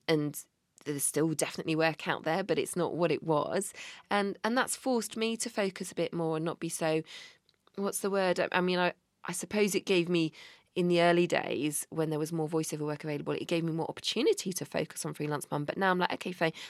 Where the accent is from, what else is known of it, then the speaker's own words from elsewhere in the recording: Bristol, South West England, United Kingdom; I'm from Bristol